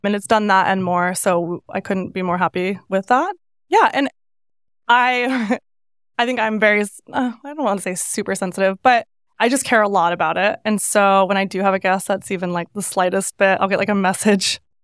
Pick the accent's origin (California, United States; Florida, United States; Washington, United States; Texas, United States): California, United States; Northern; moved away; growing up in Northern California